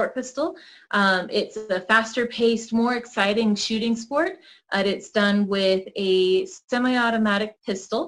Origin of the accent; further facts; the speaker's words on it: Boulder City, Nevada, United States; also born or lived in Salt Lake City, Utah; I was born and raised out in Boulder. I'm actually the fourth generation to graduate from the high school out there